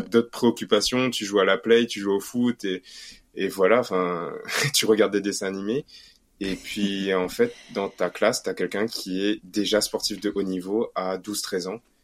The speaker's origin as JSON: {"language": "French", "country": "Réunion", "moved": "yes", "lives_now": "Paris, France", "said": "nous en tant que Réunionnais"}